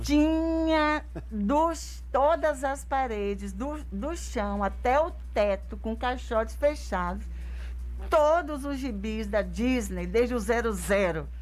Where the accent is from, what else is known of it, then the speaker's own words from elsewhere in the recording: Brazil; Eu nasci em Tarantim, nasci na roça do meu avô, depois eu fui para a cidade bem pequenininha